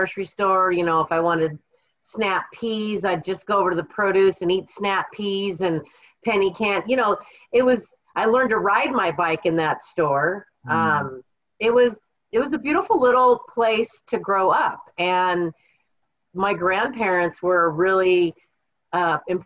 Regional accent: Kittitas, Washington, United States; I was born and raised in the Kittitas Valley, specifically Kittitas

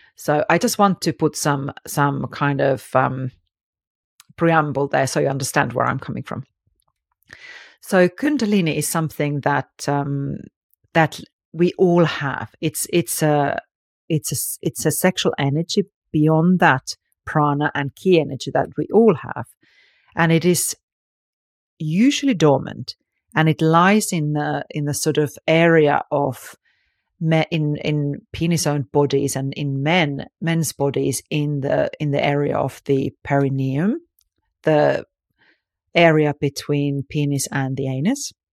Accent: Finland; I grew up in Finland, which is very liberals, actually

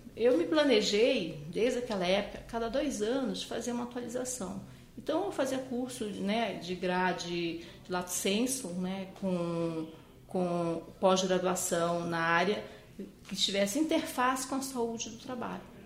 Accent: Manaus, Amazonas, Brazil; moved away as an adult; now in São Paulo, Brazil; Eu nasci em Manaus, né? Manaus é a capital do estado do Amazonas, região norte do país.

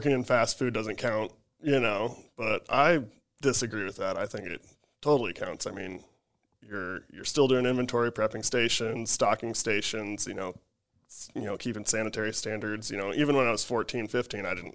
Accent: Chamberlain, South Dakota, United States; moved away; I'm from Chamberlain, South Dakota, so there's not much to do up there.

